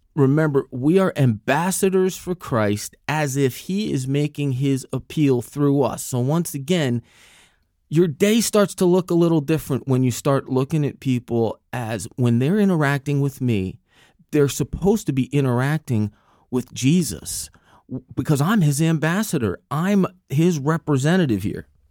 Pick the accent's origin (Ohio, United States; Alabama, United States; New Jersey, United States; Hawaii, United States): New Jersey, United States; I'm from New Jersey.